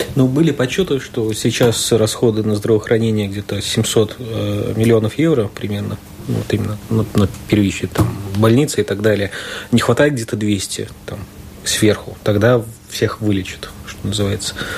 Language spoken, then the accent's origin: Russian; Rēzekne, Latgale, Latvia; я человек из Резакна